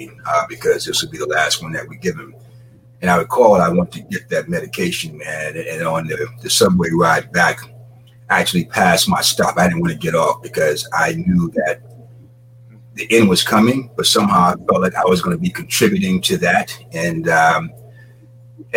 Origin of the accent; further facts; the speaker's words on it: Jacksonville, Florida, United States; I grew up in Jacksonville, Florida.